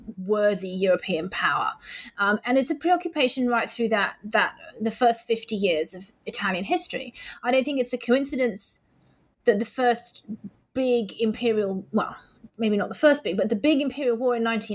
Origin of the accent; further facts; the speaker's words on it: Manchester, North West England, United Kingdom; born and raised in Manchester like me